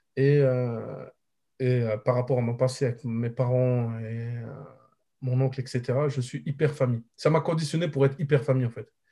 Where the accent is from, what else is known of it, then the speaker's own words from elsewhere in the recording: Morocco; je suis marocain